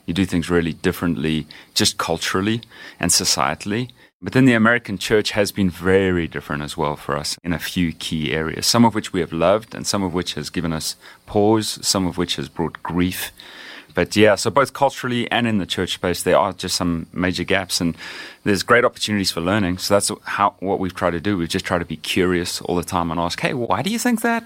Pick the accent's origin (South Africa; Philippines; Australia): South Africa; Johannesburg, Gauteng; moved away as an adult; now in Austin, United States; I grew up in Johannesburg, South Africa, and lived there for most of my life